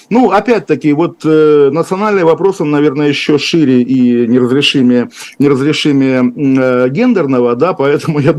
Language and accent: Russian; Saint Petersburg, Russia; я путаю, я тот еще петербуржец, здание Сената